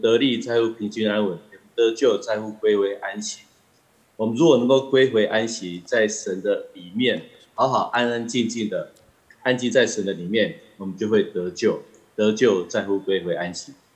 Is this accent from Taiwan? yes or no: yes; Taiwan; 我们台湾人民的素质很高